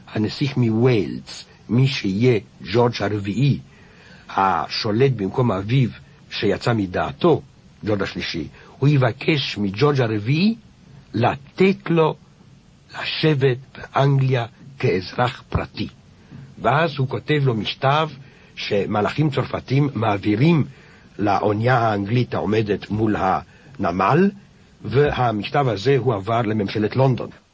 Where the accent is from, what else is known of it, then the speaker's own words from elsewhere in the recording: France; כשהייתי ילד בבית הספר העממי, כשהמשתב האחרון של נפוליאון הוקרא על ידי המורה